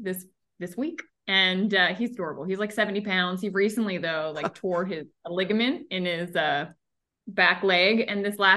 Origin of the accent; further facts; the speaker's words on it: outside of Annapolis, Maryland, United States; now in Florida, United States; I grew up in Maryland. So no, I did not grow up in Florida. I grew up in Maryland outside of Annapolis